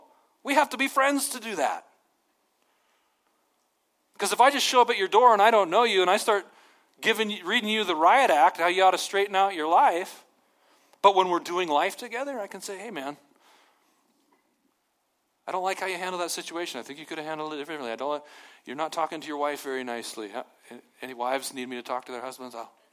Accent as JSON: {"language": "English", "region": "Montana", "country": "United States", "said": "Nobody's over me. I'm from Montana. I'm my own thing."}